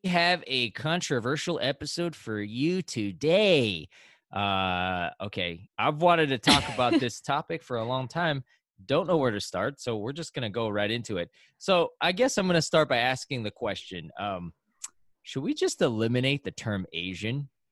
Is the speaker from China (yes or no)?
yes; China; now in New York, United States; I was born in China. That's my ethnicity.